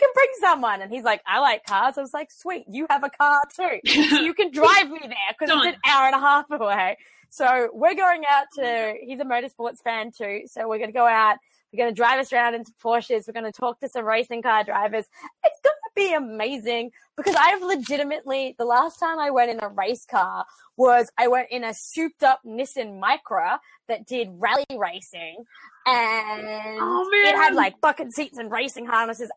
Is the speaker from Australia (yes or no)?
yes; Australia; moved away; I'm from a nation of immigrants